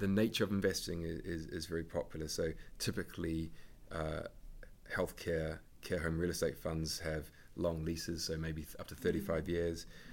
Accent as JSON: {"language": "English", "country": "New Zealand", "moved": "yes", "lives_now": "United Kingdom", "said": "I'm from New Zealand"}